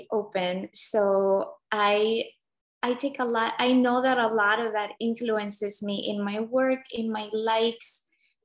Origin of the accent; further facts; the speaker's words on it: Nicaragua; moved away; I grew up in Central America in Nicaragua.